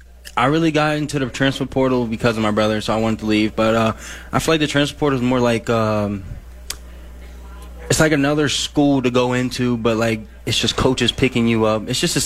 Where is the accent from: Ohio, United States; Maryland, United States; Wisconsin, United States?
Ohio, United States; Cincinnati; I come from Ohio.